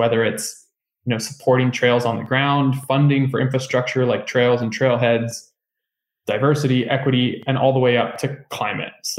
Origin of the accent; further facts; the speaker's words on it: Northern California, United States; I grew up in Northern California